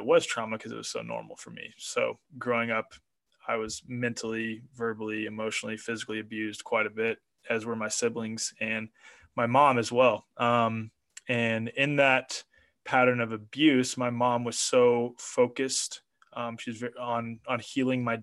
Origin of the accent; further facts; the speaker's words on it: Kansas City, United States; moved away; also born or lived in New York; I grew up in Kansas City